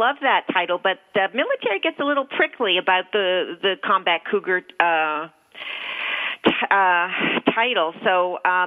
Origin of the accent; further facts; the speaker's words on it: Canada; now in United States; I'm from Canada